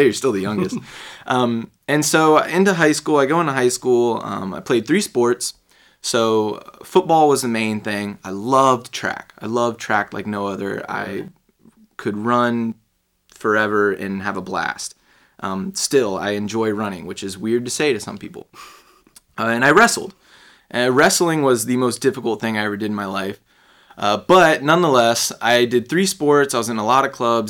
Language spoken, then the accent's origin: English; Fuquay-Varina, North Carolina, United States; also born or lived in Raleigh, North Carolina / Chicago / Charlotte, North Carolina; now in St. Petersburg, United States; I mainly grew up in a town called Fuquay Varina